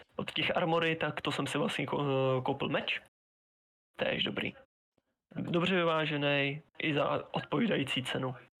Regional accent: Pardubice, Pardubice Region, Czechia; já jsem z Pardubic

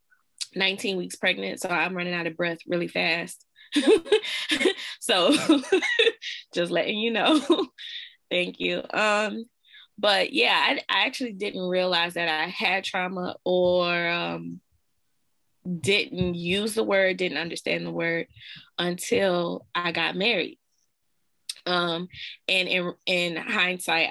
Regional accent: Louisiana, United States; I'm from Louisiana

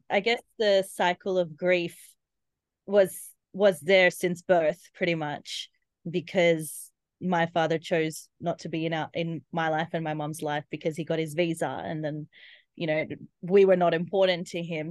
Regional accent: Australia; accent: Aussie; I'm Indian, born in Australia

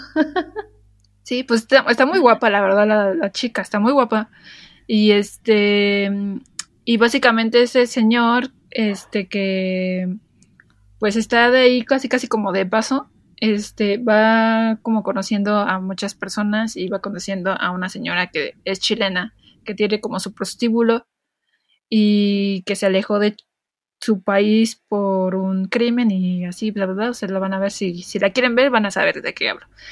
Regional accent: Mexico; yo soy mexicano

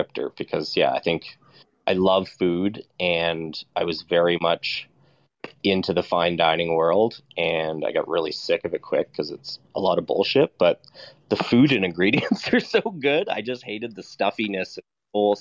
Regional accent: Nova Scotia, Canada; now in Alberta, Canada; I come from Nova Scotia

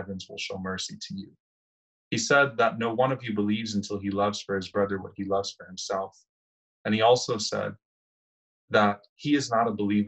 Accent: New Orleans, Louisiana, United States; my hometown of New Orleans

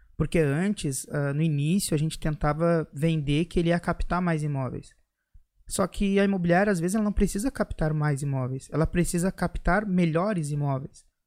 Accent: Erechim, Rio Grande do Sul, Brazil; also born or lived in Porto Alegre; Eu sou do interior de Erechim, morei muitos anos, quase treze

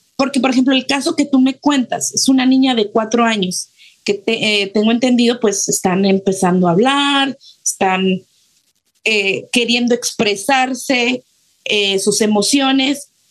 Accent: Mexico; como mexicanos

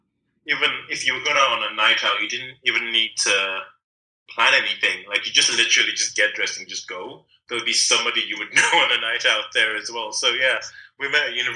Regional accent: Lagos, Nigeria; now in United Kingdom; Mine is actually Lagos in Nigeria

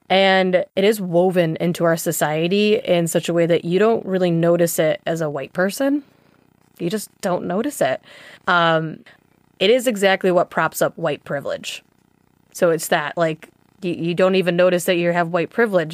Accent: Chicago, Illinois, United States; as an American who grew up in Chicago

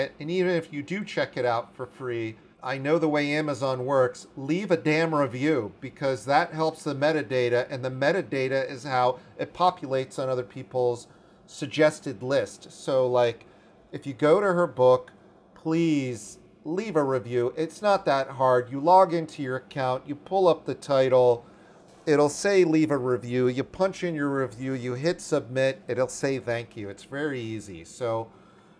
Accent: Washington, District of Columbia, United States; growing up in Washington, D.C. in the 80s

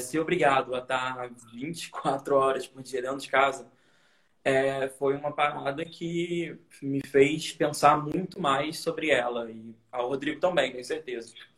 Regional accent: Niterói, Rio de Janeiro, Brazil; moved away as an adult; now in Rio de Janeiro, Brazil; eu sou de Niterói, né? Que nem você, Niterói. Uhum. É, e eu vim morar no Rio quando eu tinha 20 anos

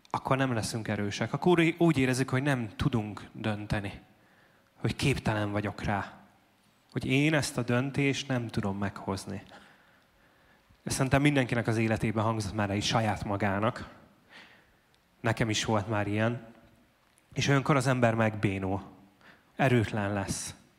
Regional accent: Debrecen, Hajdú-Bihar, Hungary

